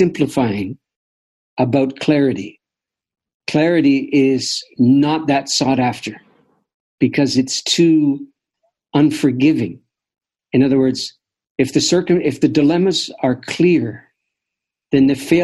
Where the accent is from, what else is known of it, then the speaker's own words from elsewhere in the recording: Canada; as a Canadian